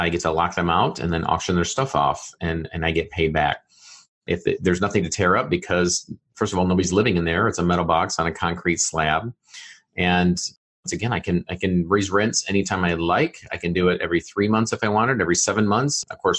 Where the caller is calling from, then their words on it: Fishers, Indiana, United States; Yeah, home is Fishers, Indiana, which is a suburb of Indianapolis, up on the northeast side of Indianapolis.